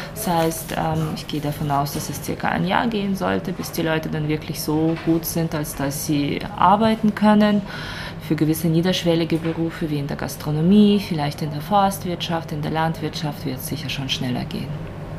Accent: Ukraine; now in Basel, Switzerland; als Ukrainerin

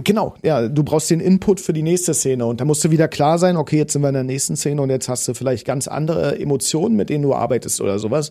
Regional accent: Potsdam, Brandenburg, Germany; accent: Berlinern; ich komme aus Potsdam, das sage ich schon seitdem ich äh, geboren bin. Meine Mutter hat auch nicht anders geredet

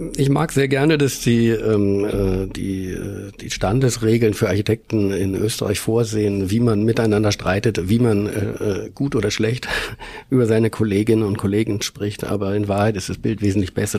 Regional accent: Hamburg, Germany; moved away as an adult; now in Vienna, Austria; bin ich zwar in Hamburg aufgewachsen, also geboren und aufgewachsen, aber ich habe einen ungarischen Vater

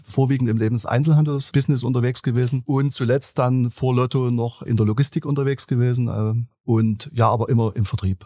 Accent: Dresden, Saxony, Germany; ich bin in Dresden geboren

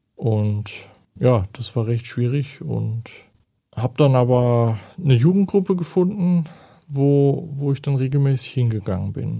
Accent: Germany; moved away as an adult; Ich stamme ursprünglich aus Deutschland und bin jetzt seit acht Jahren hier

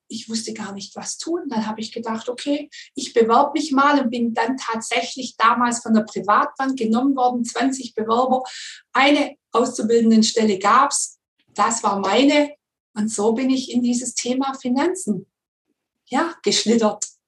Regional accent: Swabia, Germany; komme ich aus dem Schwabenland

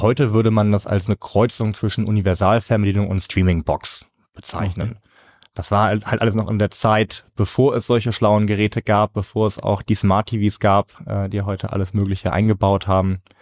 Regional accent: Northern Germany, Germany; Bei uns in Norddeutschland

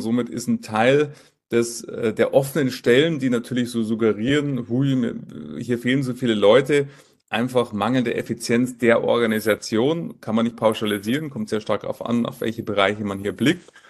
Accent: Munich, Bavaria, Germany; Filialleiter hier in München, München, meine Heimatstadt. Dort ähm, äh, bin ich geboren

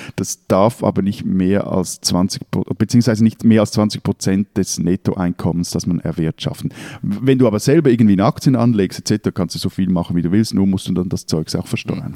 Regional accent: Switzerland; als Schweizer

